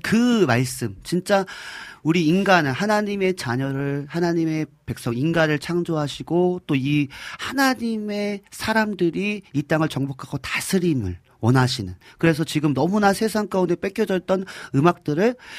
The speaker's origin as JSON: {"language": "Korean", "town": "Hwacheon", "region": "Gangwon", "country": "South Korea", "tie": "born or raised there", "moved": "yes", "said": "저는 뭐 강원도 화천군 하남면 원천리 산반에 살았던 완전 시골뜨 완전 완전 시골뜨기였거든요"}